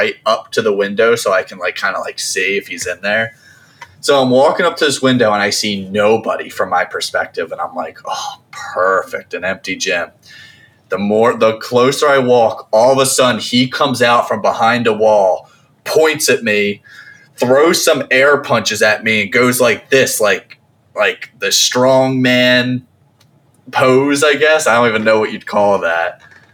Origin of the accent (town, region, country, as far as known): New Jersey, United States; born or raised there